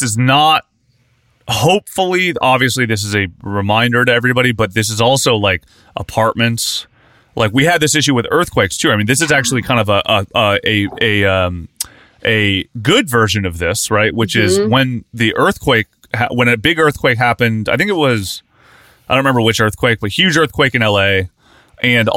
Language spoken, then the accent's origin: English; Point Pleasant, West Virginia, United States; Point Pleasant, West Virginia is where I grew up